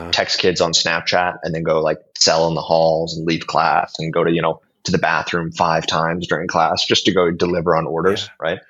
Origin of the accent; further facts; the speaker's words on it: Billings, Montana, United States; moved away as an adult; now in Warsaw, Poland; I'm an American entrepreneur. I'm originally coming from Billings, Montana, way out west.